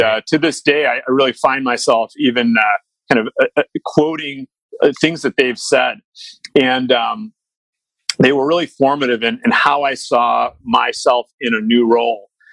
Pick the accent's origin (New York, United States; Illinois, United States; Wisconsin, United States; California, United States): Illinois, United States; Chicago; I grew up in Chicago